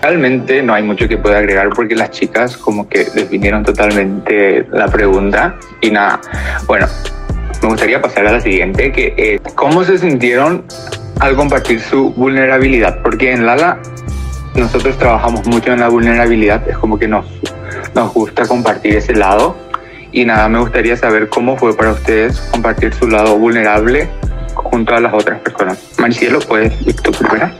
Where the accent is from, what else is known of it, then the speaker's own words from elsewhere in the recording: Paraguay; soy de Paraguay